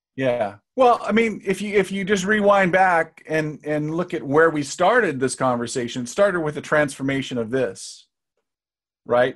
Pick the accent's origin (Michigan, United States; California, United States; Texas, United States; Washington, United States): Washington, United States; Seattle; people came to Seattle, which is my hometown